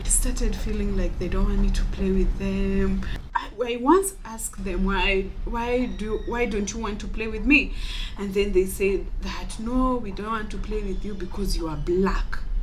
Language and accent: English; Homa Bay County, Kenya; I'm 21 years old and I'm from Homa Bay County.